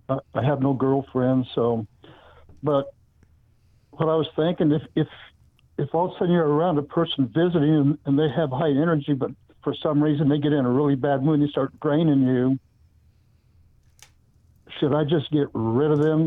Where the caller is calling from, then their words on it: California, United States; I'm calling from Shaky, California.